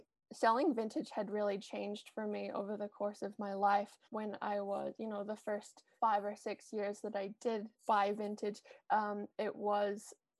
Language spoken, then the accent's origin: English; New Zealand; moved away as an adult; now in Los Angeles, United States; I am originally from New Zealand, if you can't tell by my weird accent. Now that I've been in the States for a couple of years, people aren't always 100% sure where I'm from, but yes, I am a proud Kiwi.